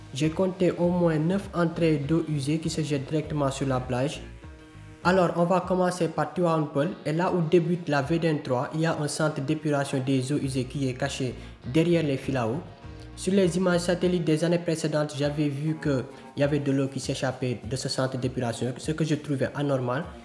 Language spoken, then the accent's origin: French; Senegal; also born or lived in Keur Massar, Dakar; je suis sénégalais, je vis dans la région de Dakar à Kermassar